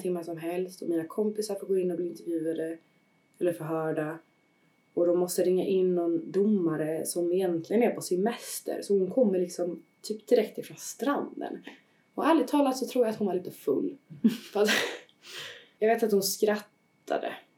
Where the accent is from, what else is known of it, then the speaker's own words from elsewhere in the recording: Sweden; jag var svensk medborgare